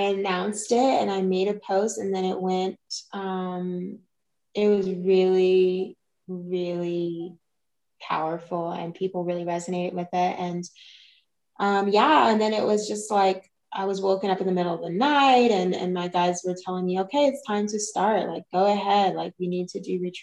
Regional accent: Kentucky, United States; moved away; I'm from Kentucky originally, and I had moved around a few places

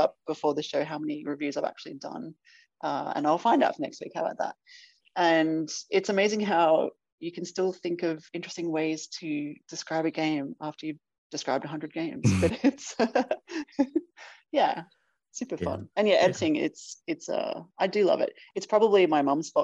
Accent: Australia; if you can't tell from my accent, I am from Australia.

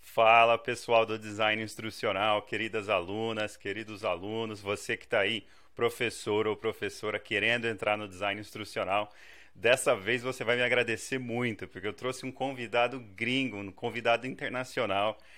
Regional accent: Brazil; also born or lived in China; now in Canada; sou essencialmente do Brasil

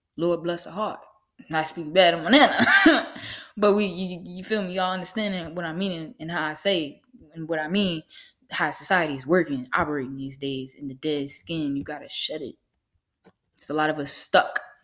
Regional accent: Lynchburg, Virginia, United States; I'm from Lynchburg, Virginia

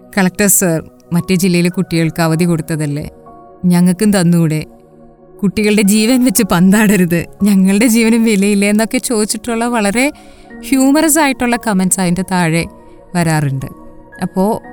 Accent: Malayali, Kerala, India; also born or lived in Chennai; നമ്മൾ മലയാളികൾക്ക് മഴയെ മാറ്റി നിർത്തിയിട്ടൊരു ജീവിതമില്ല

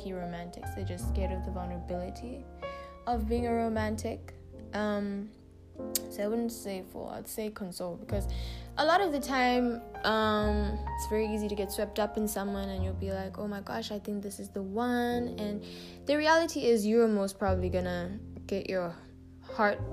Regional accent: South Africa; also born or lived in Uganda; I was born in South Africa and my mom is South African. And my dad is Ugandan

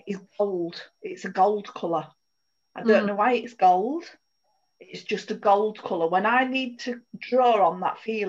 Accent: United Kingdom; as British people

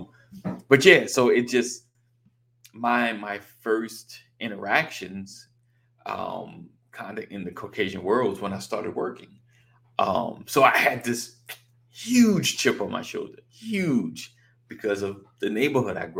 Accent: New York, United States; born or raised there

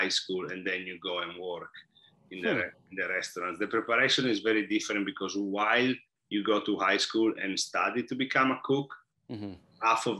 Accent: Italy; moved away; And I noticed that a lot when I came here from Italy.

